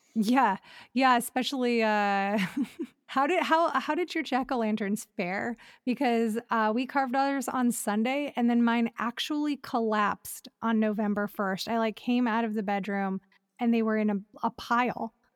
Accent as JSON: {"language": "English", "town": "Elyria", "region": "Ohio", "country": "United States", "tie": "born or raised there", "moved": "as an adult", "lives_now": "Los Angeles, United States", "said": "growing up in Ohio"}